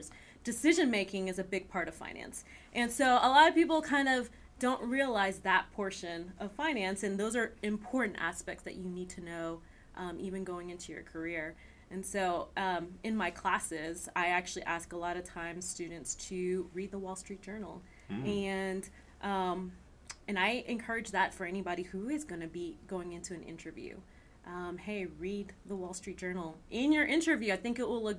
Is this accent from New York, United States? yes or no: no; New Orleans, Louisiana, United States; now in Houston, United States; I'm from New Orleans. I was there my childhood